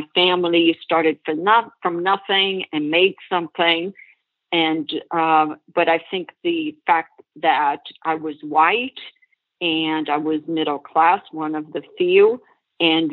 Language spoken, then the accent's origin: English; Brazil; moved away as an adult; now in United States; It was amazing growing up in Brazil